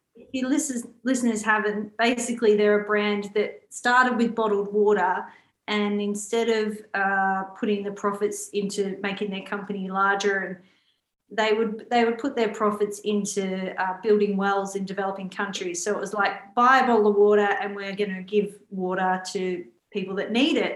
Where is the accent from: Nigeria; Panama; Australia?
Australia; I was born in Australia